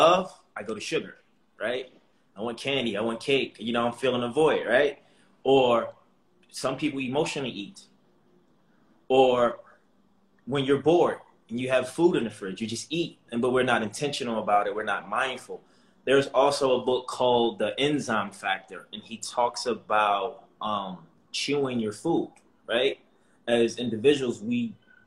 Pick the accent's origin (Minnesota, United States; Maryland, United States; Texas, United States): Maryland, United States; Baltimore; I'm from Baltimore, Maryland, grew up in the inner city.